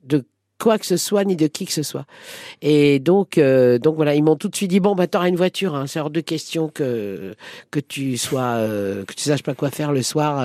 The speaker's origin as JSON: {"language": "French", "town": "Paris", "region": "Île-de-France", "country": "France", "tie": "born or raised there", "said": "j'habitais une, une, petite rue qui s'appelle la rue Agar, qui est entre la rue La Fontaine et la rue Gros"}